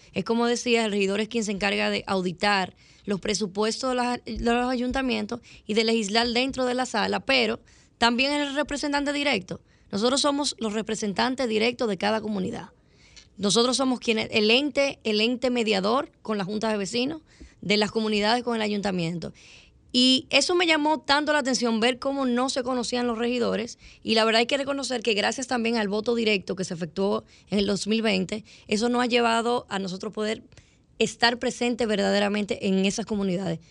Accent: Santo Domingo, Distrito Nacional, Dominican Republic; yo tengo 33 años, nací en el Evaristo Morales

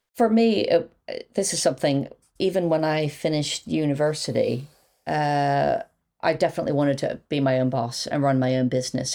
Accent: Quakertown, Pennsylvania, United States; moved away as an adult; now in United Kingdom; I'm from Philadelphia. Uh, well, actually, a very nice suburb outside of Philadelphia. So fifty miles north of Philadelphia

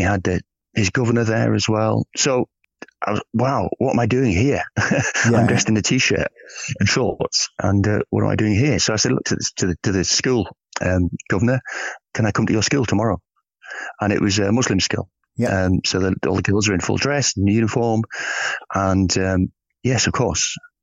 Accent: England, United Kingdom; I'm from England.

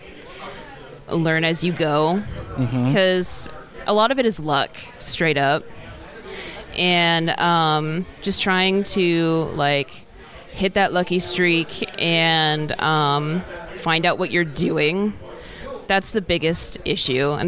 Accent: Port Orchard, Washington, United States; I'm actually from, like, a tiny little town called Port Orchard

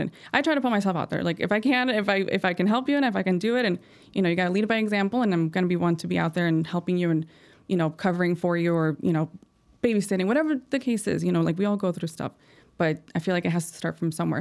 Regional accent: Chicago, Illinois, United States; I'm from Chicago. I was born here

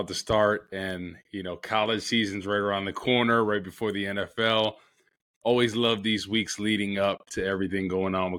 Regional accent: Rutherford, New Jersey, United States; moved away as an adult; I was born and raised in Rutherford, New Jersey, right down the street from Giant Stadium

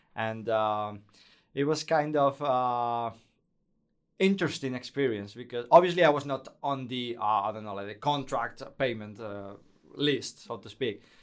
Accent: Spain; English is a second language; moved away as an adult; also born or lived in Basque Country; now in Netherlands; I was working for the main radio station in, in Spain, Cadena Ser. Not in Madrid, that was in my hometown

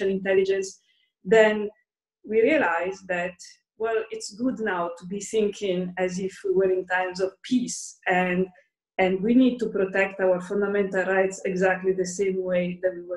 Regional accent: Lombardy, Italy; now in Brussels, Belgium; I'm Italian, so, and I'm actually from Lombardy, so I my family is in Lombardy, and I've been in Brussels

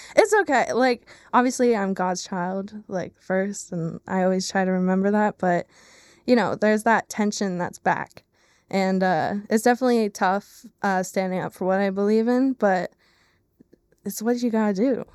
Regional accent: Lehigh Valley, Pennsylvania, United States; I am born and raised in the Lehigh Valley in Pennsylvania

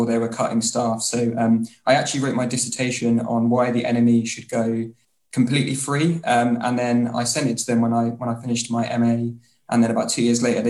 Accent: Bury St Edmunds, East of England, United Kingdom; also born or lived in London; now in Portsmouth, United Kingdom; originally I'm from a lovely little place called Bury St Edmunds, but currently I've just recently moved out of London and I'm now living in Portsmouth.

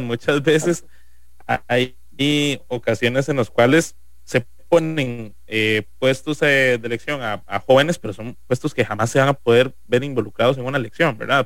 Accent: Cartago, Costa Rica; cédula 3, sino como costarricense en general

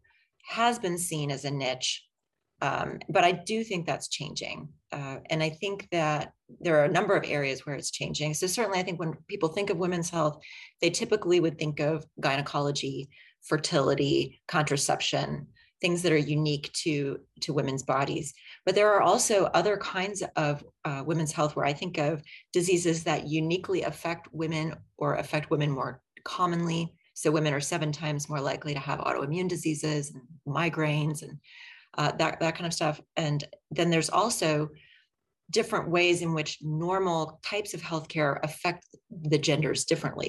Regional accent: Chapel Hill, North Carolina, United States; moved away; I was born and raised in Chapel Hill, graduated from Chapel Hill High School

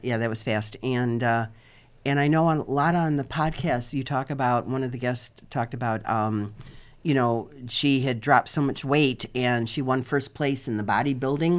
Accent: Chicago, Illinois, United States; now in Fort Lauderdale area, United States; I'm originally from Chicago, uh, permanently now living in, uh, about fifteen minutes south of Fort Lauderdale

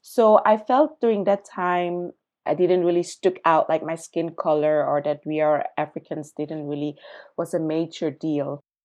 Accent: Zurich, Switzerland; also born or lived in Accra, Ghana; I was born in Ghana, in Accra, when I was three years old. My family, basically my mom, migrated with me to Zurich, Switzerland, to another continent, to a very white community where I grew up.

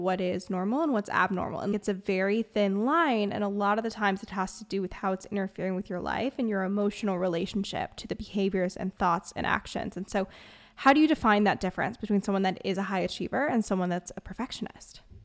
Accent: Bay Area, California, United States; I'm from the Bay Area, which is like perfectionism on steroids

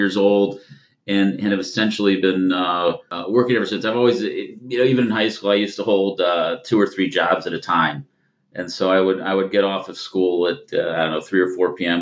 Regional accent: Canton, Ohio, United States; I grew up in Canton, Ohio, and so northeastern Ohio, just about an hour south of Cleveland

